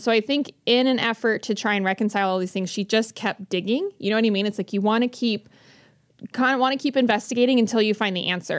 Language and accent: English; Bountiful, Utah, United States; I grew up in Bountiful